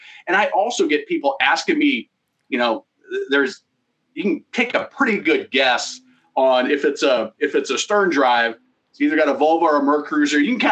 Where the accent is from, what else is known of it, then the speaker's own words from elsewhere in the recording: Nebraska, United States; I grew up in Nebraska